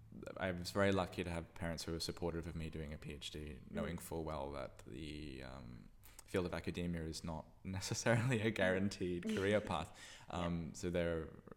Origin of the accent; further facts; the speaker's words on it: Australia; moved away as an adult; also born or lived in Santa Barbara, California, United States; now in Berlin, Germany; growing up in Australia where it's so... laid back and sort of carefree and casual